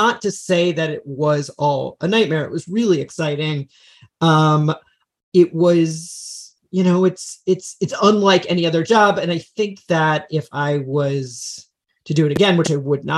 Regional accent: Freehold, New Jersey, United States; moved away as an adult; now in Los Angeles, United States; I'm from New Jersey. I'm from Central New Jersey, Freehold, New Jersey.

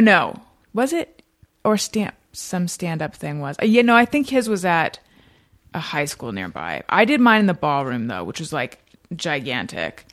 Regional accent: Orange County, California, United States; moved away as an adult; also born or lived in Oakland, California / New York; I was born in Northern California, but I grew up in Orange County

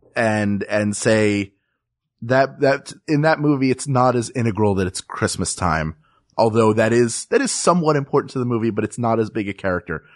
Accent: Philadelphia, Pennsylvania, United States; I grew up in Philadelphia, but I grew up in the Northeast, which is a, like, a neighborhood

